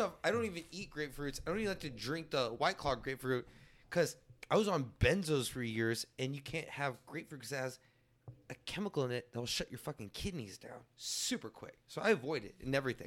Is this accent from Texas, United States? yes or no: yes; San Antonio, Texas, United States; also born or lived in Leon Valley, Texas; far west side, real far west side